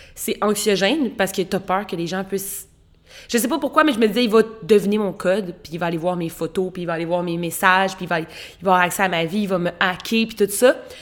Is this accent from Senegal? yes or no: no; Quebec, Canada; en tant que Québécois